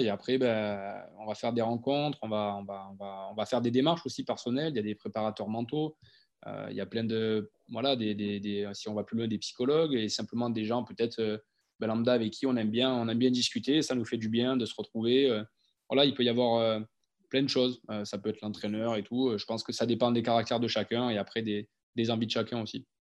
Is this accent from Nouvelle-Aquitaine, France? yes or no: yes; Monflanquin, Nouvelle-Aquitaine, France; moved away as an adult; also born or lived in Talence / Toulon; je viens du village de, de Montflanquin, dans, le Lot-et-Garonne.